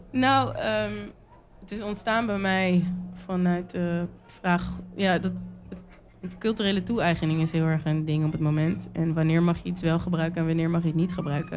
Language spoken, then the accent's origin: Dutch; Netherlands; ik ben ook geboren getogen in Nederland